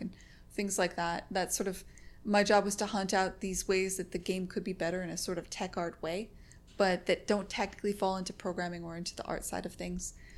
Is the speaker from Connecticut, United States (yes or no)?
yes; Connecticut, United States; also born or lived in San Francisco; now in Boston, United States; I was born in Connecticut. I'm just used to New England culture.